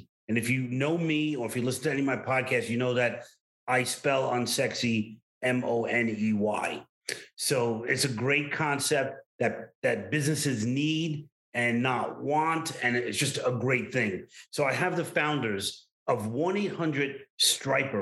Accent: New York City, New York, United States; accent: Brooklyn; my Brooklyn accent

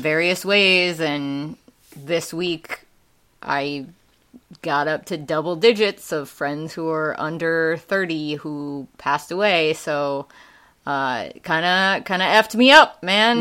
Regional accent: Wisconsin, United States; accent: Wisconsin; moved away; also born or lived in Ansbach, Germany / Tennessee; that's not where I got my accent. That's definitely from Wisconsin. um, and my mom is originally from Wisconsin. So uh, as soon as we left Germany, went back there, spent most of my life there

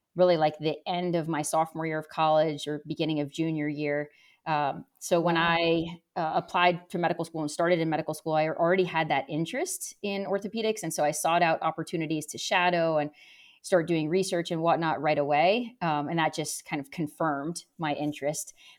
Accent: New London, New Hampshire, United States; also born or lived in Nashua, New Hampshire / Rochester, New York; I grew up in New Hampshire. I was actually born in southern New Hampshire in a town called Nashua, which is pretty close to Massachusetts. But really, I grew up in New London, New Hampshire, which is in the center of the state

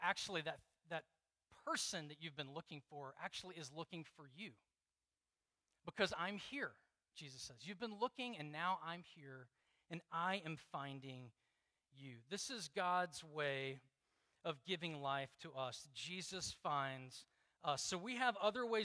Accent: Deep South, United States; I grew up in the Deep South where, you know, you could party on Saturday night and go to church on Sunday

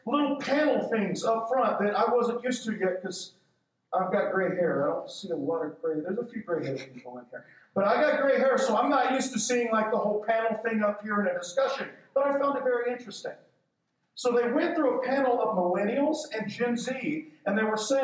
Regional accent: Texas, United States; I'm from Texas too

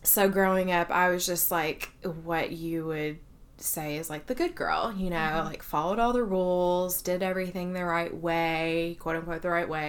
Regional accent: Kentucky, United States; moved away as an adult; now in Athens, United States; I grew up in Kentucky, but found my way to Georgia through grad school.

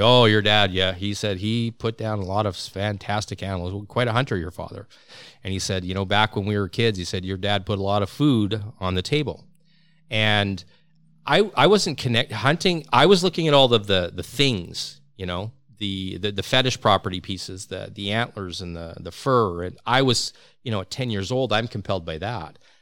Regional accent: Regina, Saskatchewan, Canada; now in British Columbia, Canada; I'm from Regina

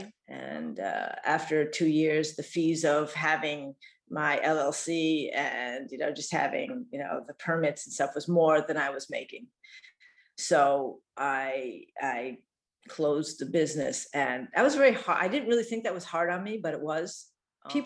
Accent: Massachusetts, United States; moved away as an adult; also born or lived in Virginia / Venezuela; I was born in Virginia. Yeah. I grew up in Massachusetts

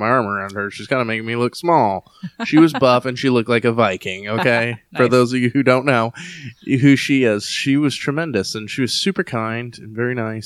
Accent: Texas, United States; I'm from Texas.

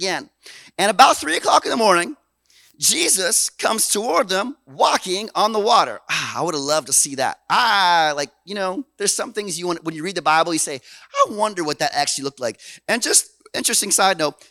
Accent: Canada; we're Canadian

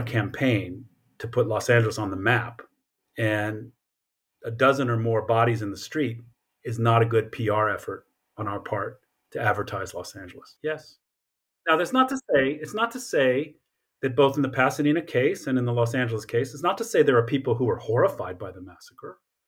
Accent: Japan; I grew up in part in Japan because of my father's military service.

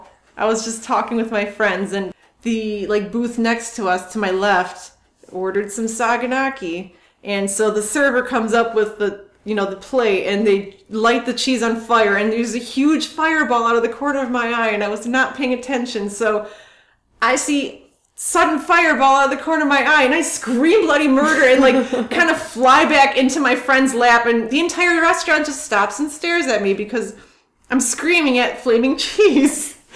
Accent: Michigan, United States; My hometown, which is pretty small, has, last time that I counted, I think 3 Coney Islands.

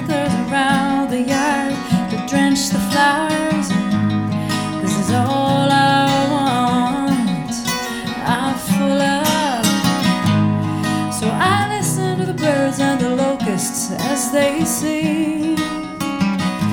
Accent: Iowa, United States; now in Chicago, United States; I grew up in Iowa, right by the Mississippi

